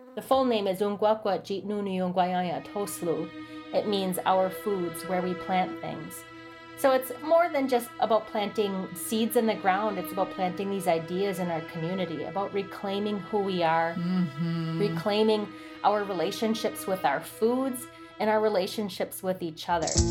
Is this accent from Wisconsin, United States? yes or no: yes; Oneida Reservation, Wisconsin, United States; I'm Oneida, and I grew up near Duck Creek that runs through the Oneida Reservation